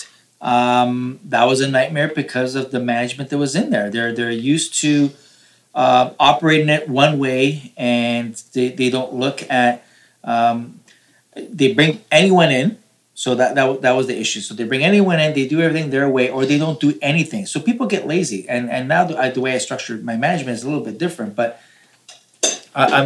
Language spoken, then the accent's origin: English; Toronto, Ontario, Canada; I'm from Toronto. I'm not in Florida.